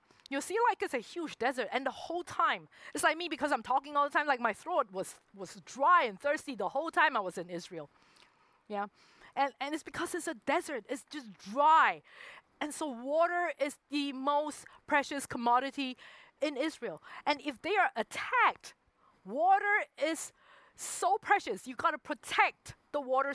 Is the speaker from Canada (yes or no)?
no; Singapore; moved away as an adult; I did grow up there. I spent 23 years, 24 years in Singapore.